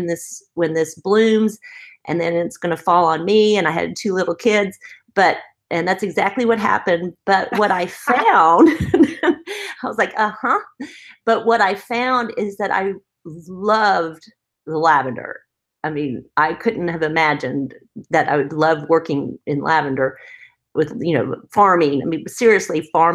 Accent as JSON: {"language": "English", "town": "Kingsport", "region": "Tennessee", "country": "United States", "tie": "born or raised there", "also_born_or_lived": "South Carolina / New York / Dallas, Texas", "moved": "as an adult", "said": "I grew up in East Tennessee, Kingsport, Tennessee, and went to college at the University of South Carolina"}